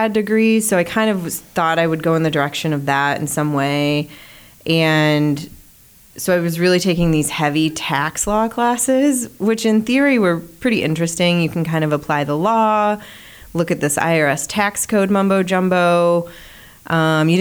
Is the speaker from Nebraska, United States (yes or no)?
yes; Omaha, Nebraska, United States; But my whole family's from Omaha. I grew up here.